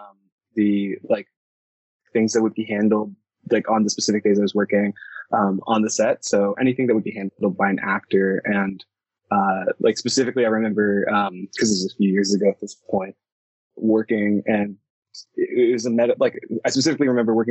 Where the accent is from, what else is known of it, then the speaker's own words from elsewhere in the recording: Toronto, Ontario, Canada; I'm from Toronto, Canada